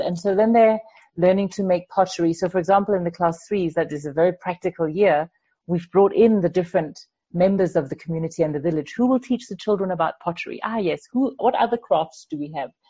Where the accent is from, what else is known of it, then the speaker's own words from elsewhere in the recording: Denmark; moved away as an adult; now in Zimbabwe; when I was growing up in Denmark, I, I didn't go to a Waldorf school